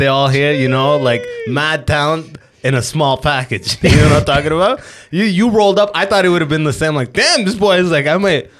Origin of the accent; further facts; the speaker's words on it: Sudan; I'm from Sudan, yeah.